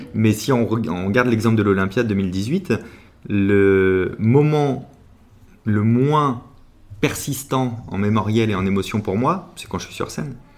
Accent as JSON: {"language": "French", "town": "La Rochelle", "region": "Nouvelle-Aquitaine", "country": "France", "moved": "yes", "lives_now": "Paris, France", "said": "je viens de La Rochelle et que j'habite depuis un peu trop longtemps à Paris"}